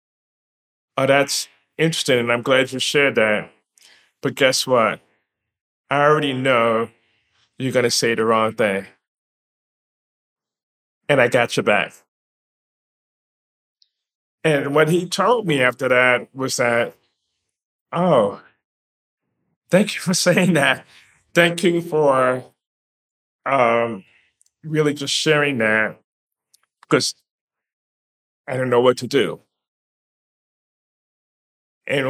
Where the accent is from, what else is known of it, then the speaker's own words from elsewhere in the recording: New York, United States; being a resident, born and raised in New York